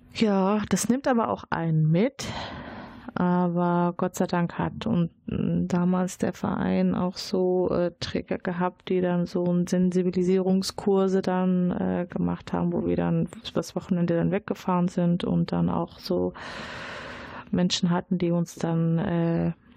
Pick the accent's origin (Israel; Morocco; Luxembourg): Morocco; now in Dortmund, Germany; ich bin gebürtige Marokkanerin, aber ich kann die äh, arabische Sprache nicht